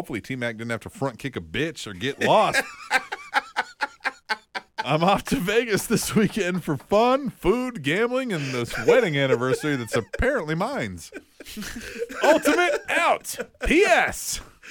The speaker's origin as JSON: {"language": "English", "region": "Scotland", "country": "United Kingdom", "said": "I'm Scottish. I need no help."}